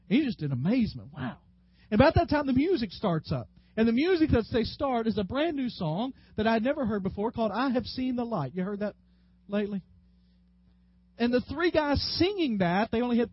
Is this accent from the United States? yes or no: yes; West Tennessee, United States; moved away; Growing up in West Tennessee